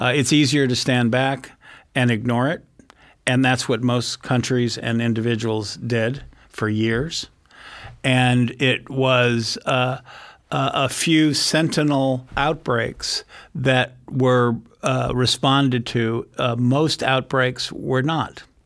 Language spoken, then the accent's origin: English; San Francisco Bay Area, California, United States; born or raised there